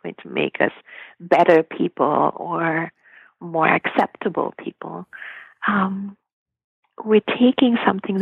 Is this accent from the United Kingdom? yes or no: no; Mumbai, Maharashtra, India; moved away as an adult; now in North America; I grew up in Bombay